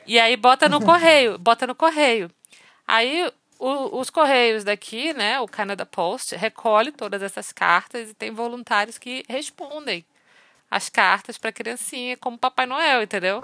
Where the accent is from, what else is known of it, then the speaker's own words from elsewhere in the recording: Rio de Janeiro, Brazil; moved away; also born or lived in Manaus; eu nasci no Rio de Janeiro. Morei muitos anos na minha vida em Manaus